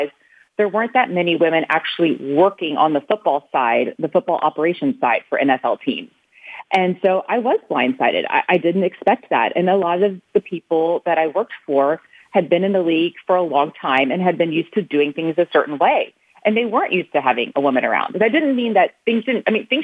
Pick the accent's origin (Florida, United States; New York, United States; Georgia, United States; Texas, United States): Texas, United States; Houston; I got a job with the Houston Texans, and I'm from Houston